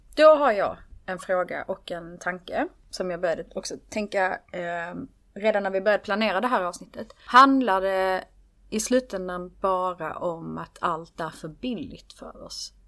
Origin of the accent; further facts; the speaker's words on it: Skåne, Sweden; Jag är i Skåning